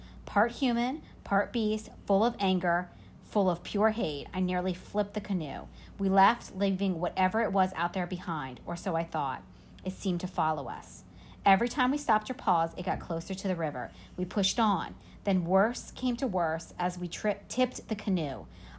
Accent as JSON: {"language": "English", "region": "New Jersey", "country": "United States", "tie": "born or raised there", "said": "I spent a lot of time in the Pine Barrens when I was growing up in New Jersey."}